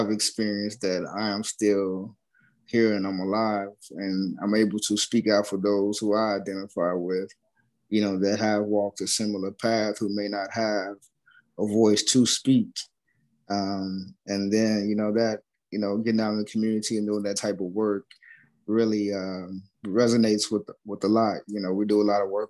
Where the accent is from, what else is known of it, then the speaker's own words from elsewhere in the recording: Tennessee, United States; also born or lived in Chicago, Illinois / Memphis, Tennessee; I was born in Chicago, Illinois, West Side. Grew up there till I was like 9, and then we moved to Tennessee, where my mom's from